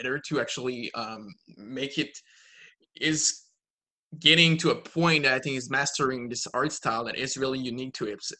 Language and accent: English; Quebec, Canada; I'm from Quebec, the French part of Canada.